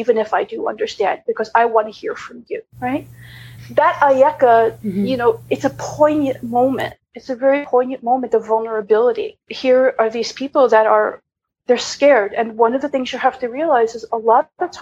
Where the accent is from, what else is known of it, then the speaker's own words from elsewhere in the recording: Long Island, New York, United States; I was raised an overprivileged white cis woman from Long Island.